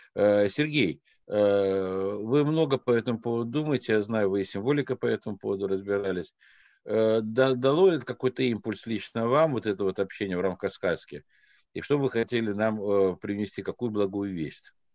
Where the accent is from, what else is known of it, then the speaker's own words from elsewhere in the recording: Dagestan, Russia; я родом из Дагестана, э, высокогорный аул, э, Мишлеш